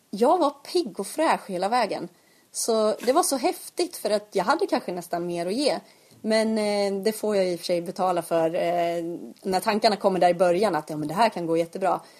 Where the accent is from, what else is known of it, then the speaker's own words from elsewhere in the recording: Eksjö, Jönköping County, Sweden; Och jag märker ju att, att folk förknippar mig med att jag är från Eksjö.